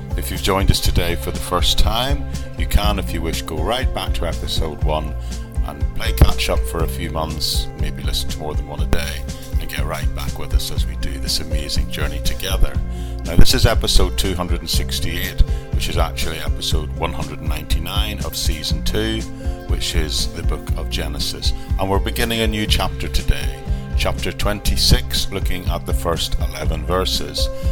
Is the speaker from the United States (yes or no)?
no; Ireland; when I was growing up in Ireland